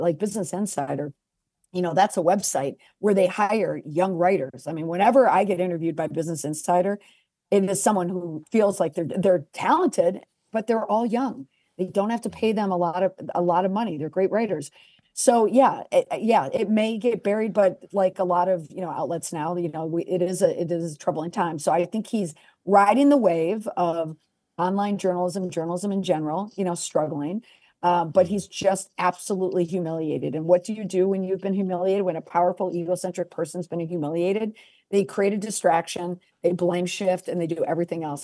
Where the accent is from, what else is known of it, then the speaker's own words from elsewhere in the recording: United States; I'm the American